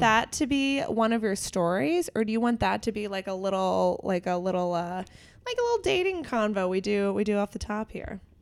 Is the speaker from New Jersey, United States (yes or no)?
no; Pittsburgh, Pennsylvania, United States; we're both from the Pittsburgh area